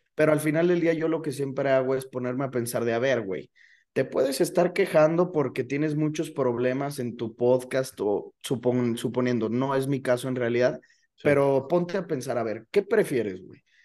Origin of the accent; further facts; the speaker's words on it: León, Guanajuato, Mexico; also born or lived in Celaya; Yo nací en Celaya, pues, pero he vivido toda mi vida aquí en León